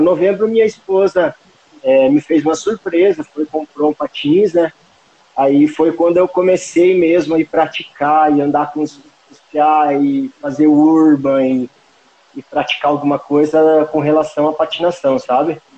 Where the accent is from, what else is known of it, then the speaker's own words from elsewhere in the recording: Palmas, Paraná, Brazil; now in Guarapuava, Brazil; fui criado em Palmas, uma cidade com ah. poucos mil habitantes